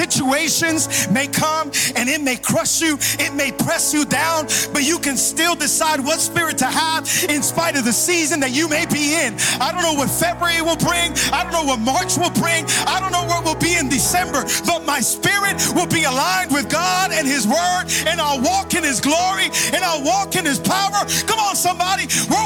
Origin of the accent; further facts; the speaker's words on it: Hialeah, Florida, United States; I'm from Hialeah.